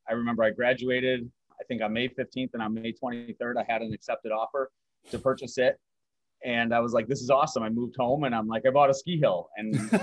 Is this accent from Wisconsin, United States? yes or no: yes; Wisconsin, United States; moved away as an adult; as a skier growing up in Wisconsin